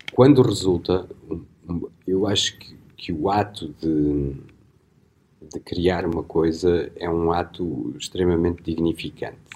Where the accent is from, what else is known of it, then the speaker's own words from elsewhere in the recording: Beira, Portugal; accent: Beirão; now in Porto, Portugal; eu tenho uma pronúncia beirã